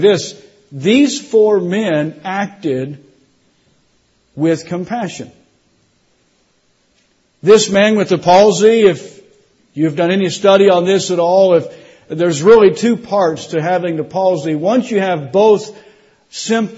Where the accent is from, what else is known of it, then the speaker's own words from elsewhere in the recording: South Florida, United States; also born or lived in Indiana; now in Tennessee, United States; I grew up in South Florida